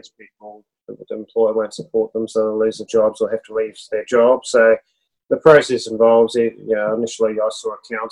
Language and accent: English; Auckland, New Zealand; moved away as an adult; now in Australia; I grew up in Auckland, across the ditch in New Zealand. So yep. I lived there, grew up there as a child, lived there till I was about 29. I moved over here at that point in time